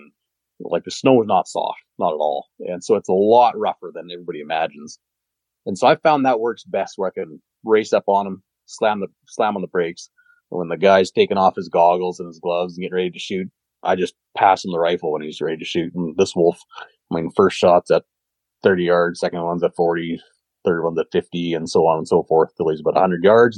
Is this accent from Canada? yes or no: yes; Canada; I'm a Canadian